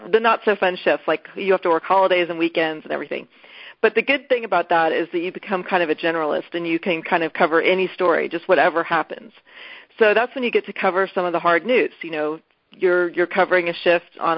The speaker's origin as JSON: {"language": "English", "town": "Houston", "region": "Texas", "country": "United States", "tie": "born or raised there", "lives_now": "Austin, United States", "said": "I grew up in Houston."}